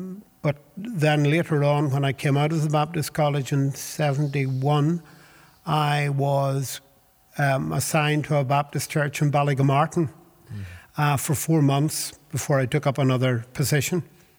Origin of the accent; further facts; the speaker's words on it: Dublin, Leinster, Ireland; also born or lived in Belfast; I was born in the Salvation Army Hostel off the Antrim Road in Belfast in the 21st of October 1945. My mother had come from Dublin during her confinement, was there, and then took me back to Dublin